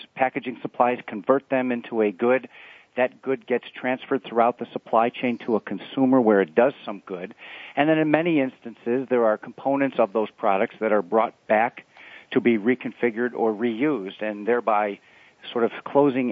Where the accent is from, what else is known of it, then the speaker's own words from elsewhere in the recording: Chicago, Illinois, United States; here in Chicago, which is where I'm from as well